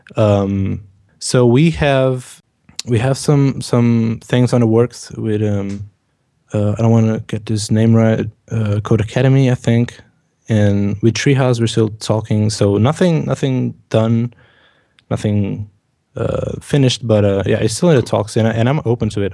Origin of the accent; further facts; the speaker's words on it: Portugal; English is a second language; I'm from Portugal